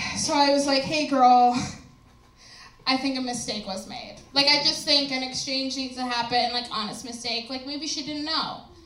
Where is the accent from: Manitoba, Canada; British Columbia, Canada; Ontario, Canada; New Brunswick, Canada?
New Brunswick, Canada; I'm from New Brunswick